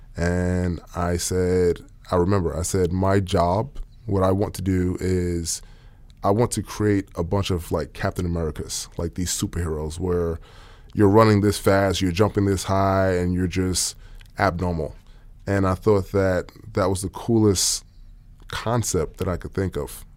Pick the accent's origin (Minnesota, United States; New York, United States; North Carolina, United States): New York, United States; New York City; moved away as an adult; also born or lived in Austin, Texas; now in Oklahoma City, United States; I'm from Queens, New York